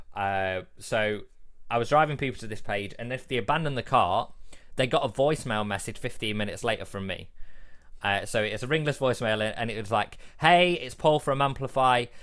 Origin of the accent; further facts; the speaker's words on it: England, United Kingdom; I'm English